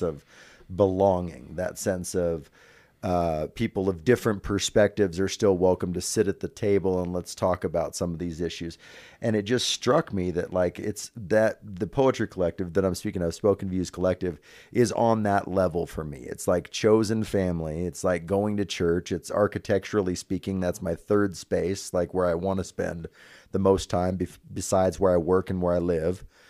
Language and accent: English; Northern California, United States; now in Reno, United States; I'm originally from Northern California, so my family's only about an hour and a half away